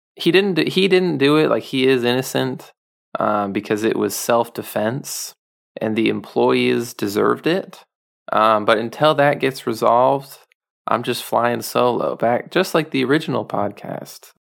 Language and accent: English; United States; just as a American man